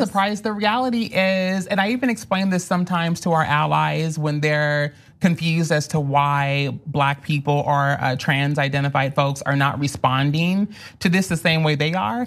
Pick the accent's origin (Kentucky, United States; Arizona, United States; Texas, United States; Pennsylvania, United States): Kentucky, United States; Louisville; moved away as an adult; now in Los Angeles, United States; I'm originally from Louisville, Kentucky